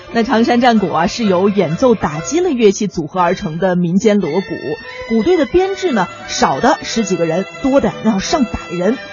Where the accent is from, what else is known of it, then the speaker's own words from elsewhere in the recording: Hebei, China; 我们河北人呢，除了也会贴春联儿、贴福字之外呢，我们还有很多其他地方没有的节庆用品